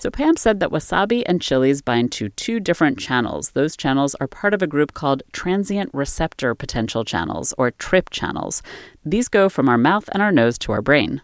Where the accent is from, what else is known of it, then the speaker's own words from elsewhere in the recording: Maryland, United States; moved away as an adult; also born or lived in Boston; I grew up in Maryland and then moved to Boston a little after college